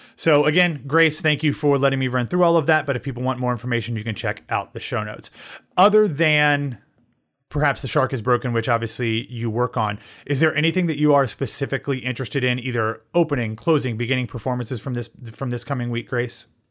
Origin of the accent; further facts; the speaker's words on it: Columbus, Ohio, United States; my hometown of Columbus, Ohio